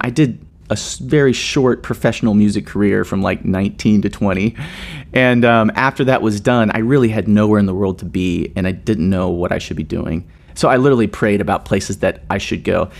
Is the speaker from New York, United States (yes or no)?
no; Nashville, Tennessee, United States; moved away as an adult; also born or lived in Seattle; now in Indianapolis, United States; I grew up in Nashville, Tennessee